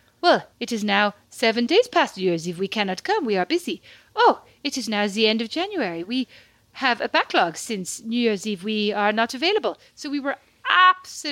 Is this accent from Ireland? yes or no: yes; Ireland; moved away; also born or lived in Paris; being Irish